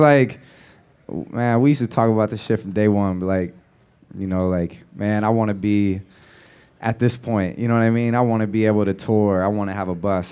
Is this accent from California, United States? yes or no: yes; the Bay Area, California, United States; moved away as an adult; also born or lived in New Orleans; growing up in the Bay, there's a real pride